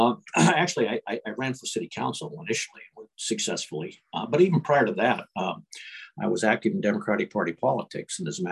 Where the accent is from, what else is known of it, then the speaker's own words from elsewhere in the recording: Tacoma, Washington, United States; I was born and raised in Tacoma. I didn't mention that. Product of the Tacoma school system, graduated from Stadium High School, class of 60